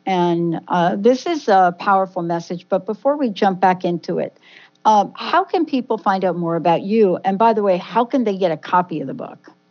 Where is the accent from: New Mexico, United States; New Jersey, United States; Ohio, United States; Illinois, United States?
New Jersey, United States; we are two girls from Jersey